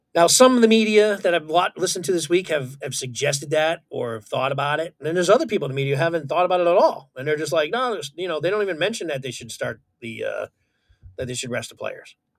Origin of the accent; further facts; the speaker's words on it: Connecticut, United States; born and raised in Connecticut, still in Connecticut.